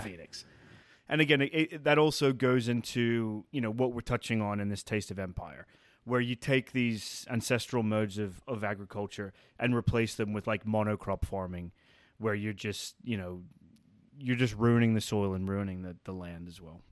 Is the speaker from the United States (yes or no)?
no; England, United Kingdom; I'm from England